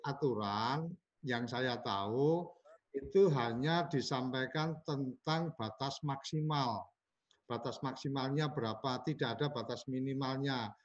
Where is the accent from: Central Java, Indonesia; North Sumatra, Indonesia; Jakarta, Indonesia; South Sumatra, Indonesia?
Central Java, Indonesia; Temanggung; saya sebagai orang Temanggung juga juga ikut prihatin